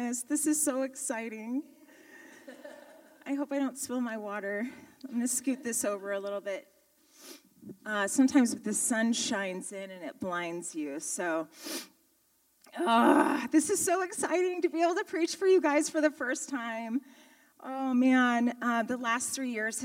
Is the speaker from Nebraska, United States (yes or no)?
yes; Omaha, Nebraska, United States; I was raised in Omaha, Nebraska. Yep, I'm a Midwestern girl